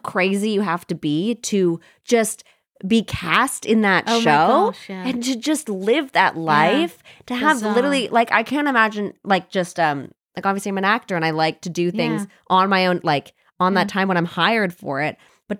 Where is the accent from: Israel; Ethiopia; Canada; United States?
Canada